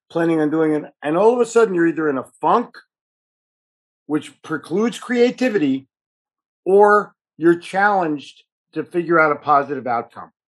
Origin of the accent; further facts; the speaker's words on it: Philadelphia, Pennsylvania, United States; also born or lived in New York City; now in Charlotte, United States; I grew up in Philadelphia, sold in New York City, but was smart enough to move to Charlotte, North Carolina.